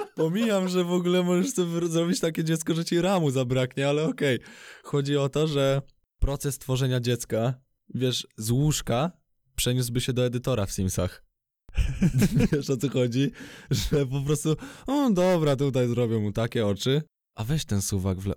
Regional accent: Radom, Masovian Voivodeship, Poland; jestem z Radomia

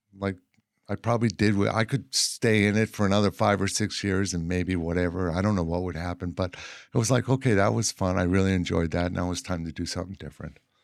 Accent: Boston, Massachusetts, United States; moved away as an adult; also born or lived in Cape Cod / Los Angeles; now in Eureka, United States; I'm from Boston, and, um, you know, from an Irish working class

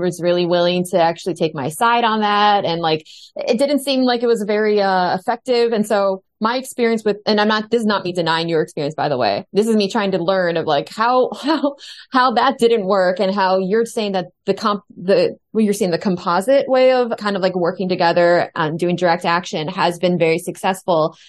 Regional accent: United States; I'm the only American on this show

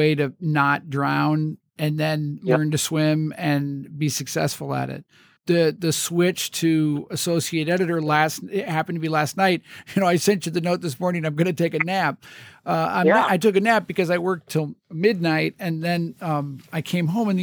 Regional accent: Wilmette, Illinois, United States; growing up in Wilmette

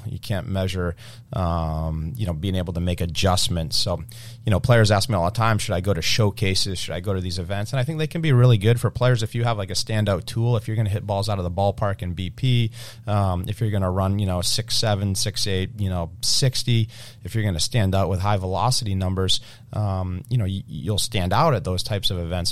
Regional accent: Cape Cod, Massachusetts, United States; We grew up on the Cape

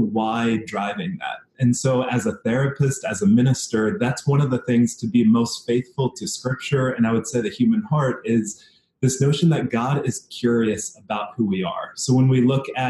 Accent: Washington, District of Columbia, United States; also born or lived in Fairfax County, Virginia; now in Seattle, United States; I grew up in Washington, D.C. area. So spent some time in the city and then the suburbs right outside in Virginia, Fairfax County area.

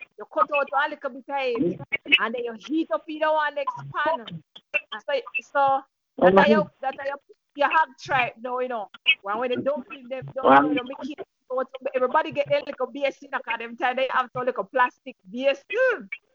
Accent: Frankfield, Clarendon, Jamaica; I'm from Frankfield, Clarendon

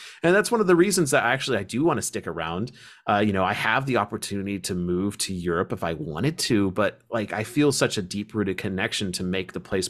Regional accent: Ohio, United States; also born or lived in Manchester, Kentucky; I grew up in Ohio because my grandfather moved up there, and of course, my father was born there and met my mother. But both of my family lines come from Kentucky, come from actually the same area of Kentucky in Manchester.

